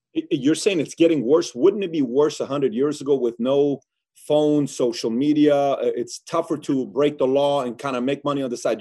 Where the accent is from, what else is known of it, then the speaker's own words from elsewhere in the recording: Iran; moved away; I was born and raised in Iran.